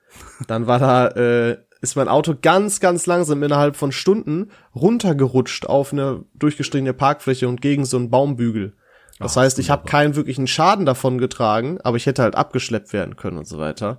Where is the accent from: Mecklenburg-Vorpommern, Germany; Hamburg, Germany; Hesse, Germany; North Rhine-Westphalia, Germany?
North Rhine-Westphalia, Germany; Dorsten; in meiner Heimat in Dorsten